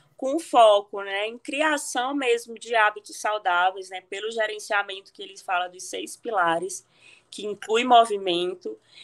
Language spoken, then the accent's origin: Portuguese; Cariri, Ceará, Brazil; accent: Ceará; foi lá que eu fiz medicina na minha terra aqui no Cariri, na UFC de Barbalha.